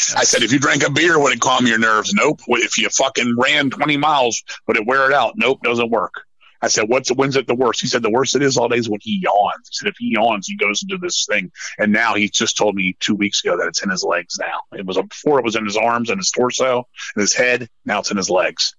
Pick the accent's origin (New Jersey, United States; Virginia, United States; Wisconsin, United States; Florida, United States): Virginia, United States; I'm from Virginia